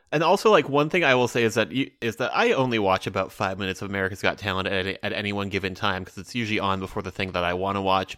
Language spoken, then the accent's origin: English; United States; I'm an American